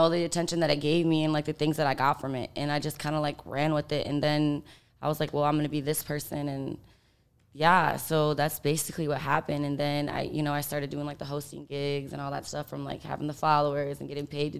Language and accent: English; Michigan, United States; moved away as an adult; also born or lived in Miami; I'm actually from Michigan. Okay. Yeah. So I'm like a Midwest girl. And I went to college in Miami